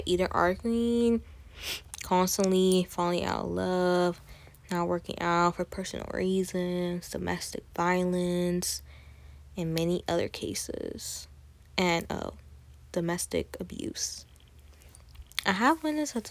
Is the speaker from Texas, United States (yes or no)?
yes; Katy, Texas, United States; I'm Colombian, Puerto Rican, Salvadoran, Venezuelan. I was born in Katy, Texas